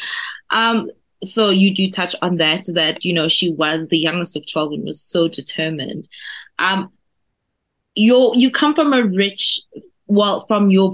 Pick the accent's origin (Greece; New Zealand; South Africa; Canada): South Africa; accent: South African; my South African accent